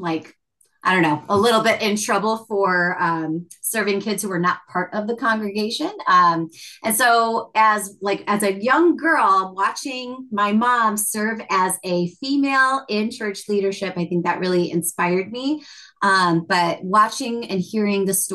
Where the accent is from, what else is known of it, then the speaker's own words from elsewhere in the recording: Chicago, Illinois, United States; first language English; growing up in Chicago because it is very linguistically rich